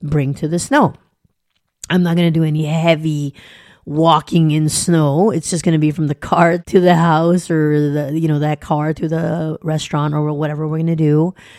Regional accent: Southern California, United States; also born or lived in an island (birthplace); I grew up in Southern California. I'm an island girl. I was born on an island

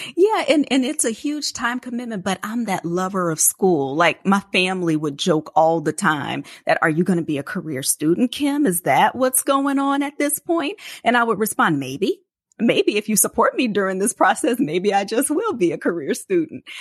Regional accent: New Orleans, Louisiana, United States; It's about five hours away from where I grew up in New Orleans

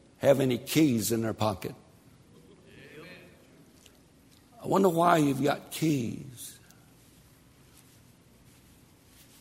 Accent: Tennessee, United States; I was raised in Tennessee

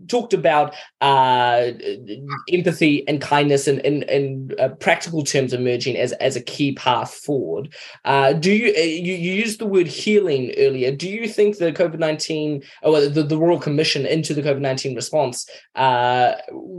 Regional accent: Mozambique; moved away; also born or lived in Kenya / United States; I grew up in Mozambique, was educated in Kenya around a lot of Americans.

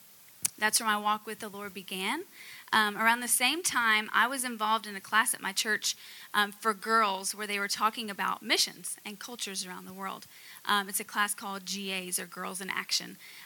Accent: the South, United States; moved away as an adult; also born or lived in Utah; because I grew up in the South in America, you know, I grew up where most people called themselves Christian, even if they didn't really believe.

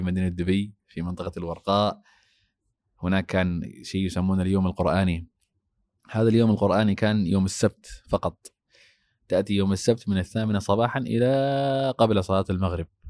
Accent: Somalia; moved away; عندنا في الصومال

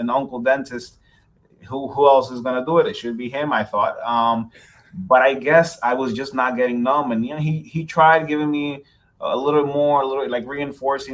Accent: Dominican Republic; moved away as an adult; also born or lived in New York, United States; now in Pembroke Pines, United States; We're originally from Dominican Republic

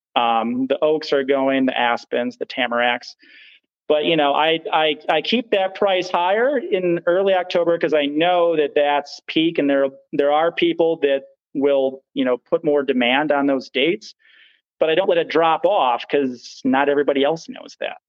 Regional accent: Hayward, Wisconsin, United States; the area I grew up here in Hayward

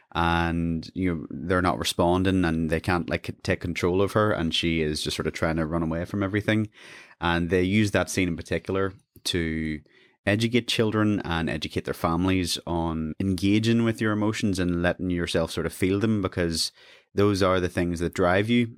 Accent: Lurgan, Northern Ireland, United Kingdom; I'm originally from Lurgan, another small town

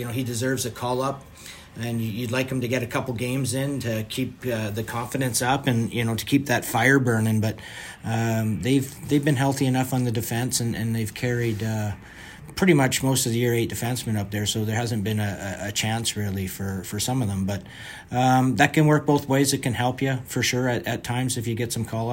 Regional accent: Vancouver, British Columbia, Canada; I grew up in Vancouver

